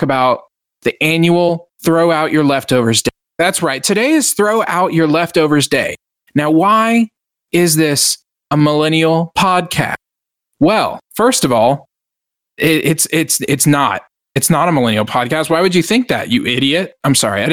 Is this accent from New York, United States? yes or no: no; Lone Star, Texas, United States; I'm the Lone Star millennial